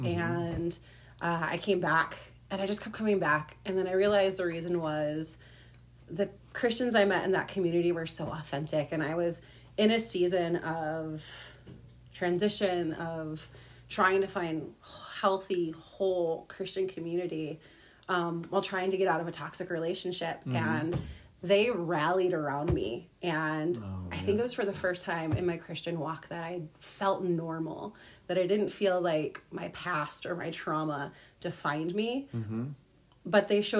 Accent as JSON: {"language": "English", "town": "Grand Rapids", "region": "Michigan", "country": "United States", "also_born_or_lived": "Minneapolis", "said": "I am from Grand Rapids, Michigan"}